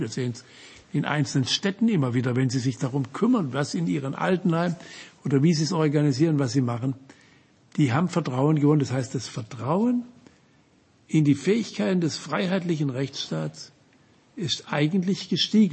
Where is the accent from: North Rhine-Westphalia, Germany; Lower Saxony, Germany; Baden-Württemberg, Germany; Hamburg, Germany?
Baden-Württemberg, Germany; Offenburg; meiner Heimatstadt Offenburg